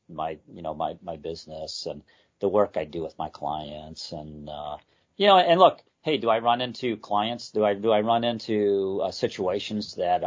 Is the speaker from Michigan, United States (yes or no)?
yes; Detroit, Michigan, United States; I grew up in the Detroit area.